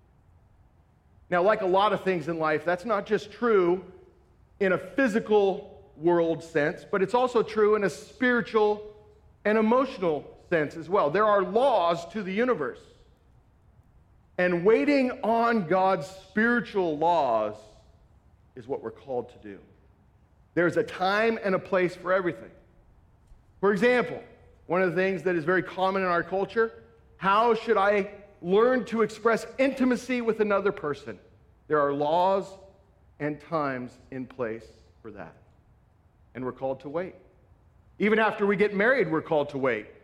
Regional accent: Southern California, United States; moved away; also born or lived in Northwest Iowa; I grew up in Southern California where I didn't meet any farmers, lived in the concrete jungle

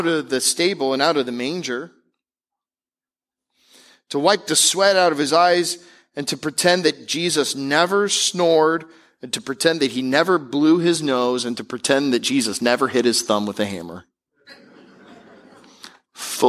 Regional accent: Tampa Bay area, Florida, United States; I grew up in the Tampa Bay area

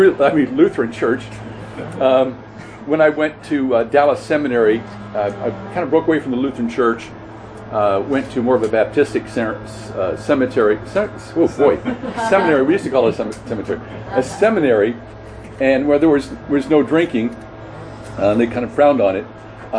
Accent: Scotland, United Kingdom; if you know that I'm from Scotland

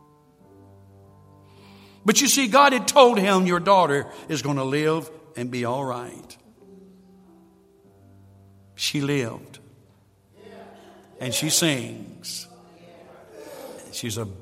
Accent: Sampson County, North Carolina, United States; I was raised in Sampson County

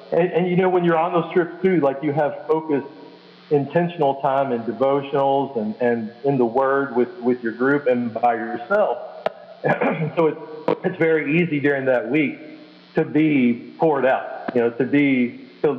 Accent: Kentucky, United States; moved away as an adult; now in San Pedro Sula, Honduras; I'm originally from Kentucky, and we currently live in San Pedro Sula, Honduras

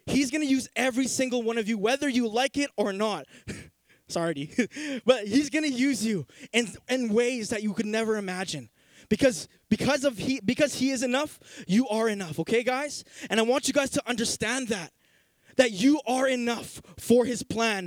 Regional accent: Saskatoon, Saskatchewan, Canada; I grew up in Saskatoon, so Saskatoon is my city

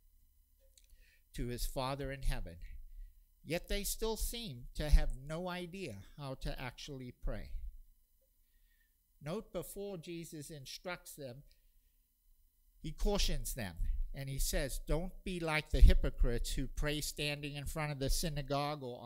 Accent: South Africa; including every day before school growing up in South Africa

